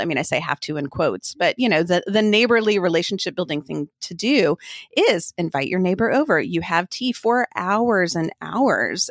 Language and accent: English; Austin, Texas, United States; moved away as an adult; also born or lived in Turkey / Kosovo / Oregon; we live just north of Austin, Texas, which is my hometown, but we have lived all over the place, quite literally, around the world